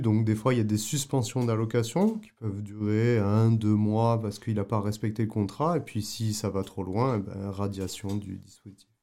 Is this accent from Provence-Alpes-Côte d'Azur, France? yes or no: yes; Avignon, Provence-Alpes-Côte d'Azur, France; moved away as an adult; also born or lived in Paris / Prague, Czech Republic / Canada; chez moi à Avignon